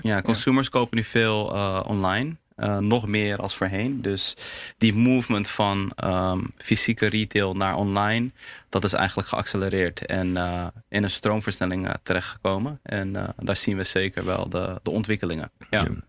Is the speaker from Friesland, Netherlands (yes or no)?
no; Heemskerk, North Holland, Netherlands; Surinaamse jongen, in Nederland geboren, opgegroeid in Heemskerk